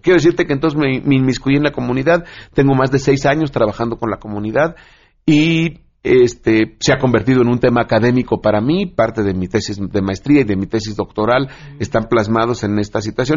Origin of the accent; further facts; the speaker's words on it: Mexico; nuestro país